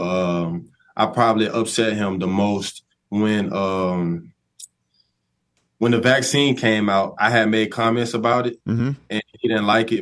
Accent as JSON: {"language": "English", "town": "Tuscaloosa", "region": "Alabama", "country": "United States", "tie": "born or raised there", "said": "growing up in Tuscaloosa, I always been like, you know, diehard Alabama fan."}